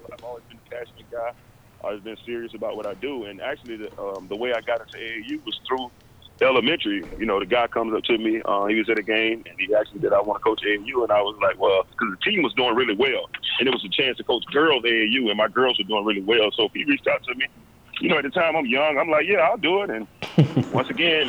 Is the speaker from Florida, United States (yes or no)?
yes; West Palm Beach, Florida, United States; moved away as an adult; also born or lived in Tallahassee, Florida / Tyler, Texas; I'm from West Palm Beach, Florida.